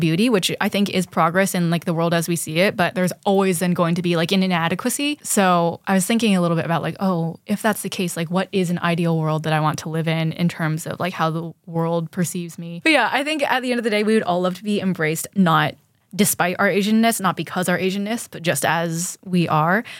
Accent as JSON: {"language": "English", "town": "San Francisco", "region": "California", "country": "United States", "tie": "born or raised there", "said": "I grew up in San Francisco"}